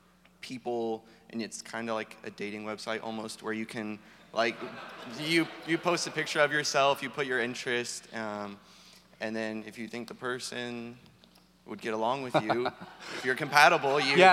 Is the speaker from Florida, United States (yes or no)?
yes; Orlando, Florida, United States; I'm from Orlando, so I know the area decently.